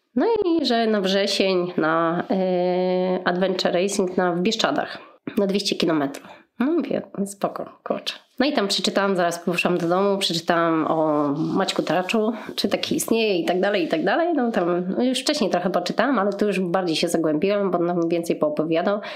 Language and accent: Polish; Łódź, Łódź Voivodeship, Poland; w sumie jestem z Łodzi